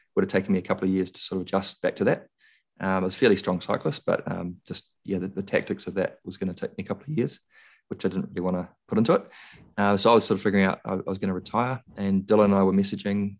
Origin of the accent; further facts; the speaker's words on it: Christchurch, Canterbury, New Zealand; I was born in Christchurch, spent a lot of time there